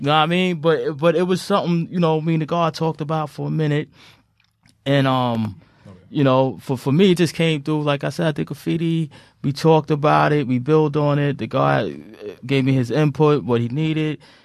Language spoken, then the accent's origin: English; New York City, New York, United States; I'm from Southside Queens